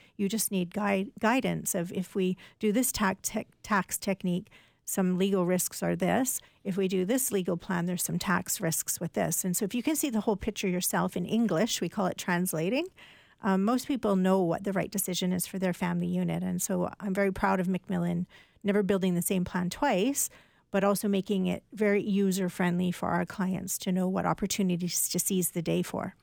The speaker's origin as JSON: {"language": "English", "country": "Canada", "said": "as a Canadian"}